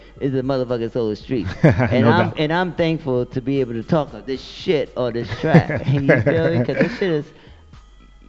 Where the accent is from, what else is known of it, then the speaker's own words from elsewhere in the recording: New York City, New York, United States; I'm from the BX.